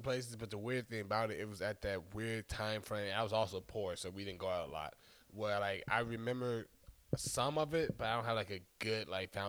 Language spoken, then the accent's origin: English; Stone Mountain, Georgia, United States; also born or lived in Chicago, Illinois; I'm from Chicago most of my life. More, at this point, definitely most of my life. I was raised in Stone Mountain, Georgia. So I spent up until 18 9 years in Chicago and 9 years in Georgia.